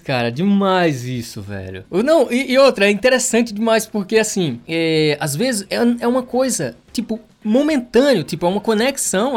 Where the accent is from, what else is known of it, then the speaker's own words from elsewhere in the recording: Pernambuco, Brazil; eu sou de Pernambuco